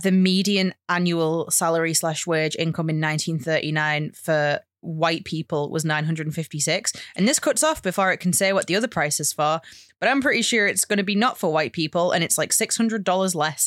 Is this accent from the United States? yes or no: no; United Kingdom; as a British person